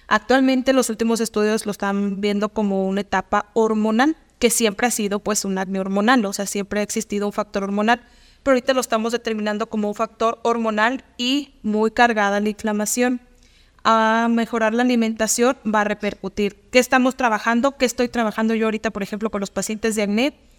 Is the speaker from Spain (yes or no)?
no; Mexico; como buenos mexicanos